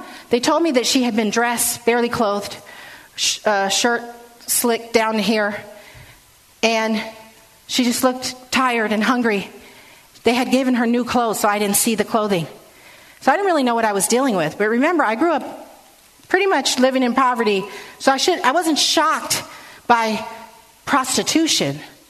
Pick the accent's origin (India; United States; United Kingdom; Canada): United States; San Francisco, California; So it was great growing up in San Francisco, and I learned a lot.